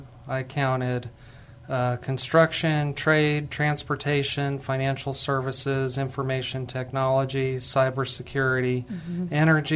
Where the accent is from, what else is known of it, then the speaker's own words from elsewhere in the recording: New Mexico, United States; now in Texas, United States; And I'm not from Texas. I'm actually from New Mexico.